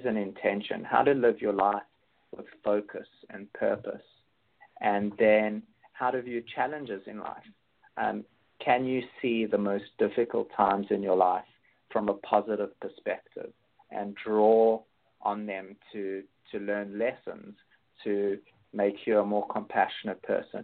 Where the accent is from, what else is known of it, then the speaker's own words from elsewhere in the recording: Johannesburg, Gauteng, South Africa; also born or lived in Cape Town; I grew up in Johannesburg, and then I was living in Cape Town more recently.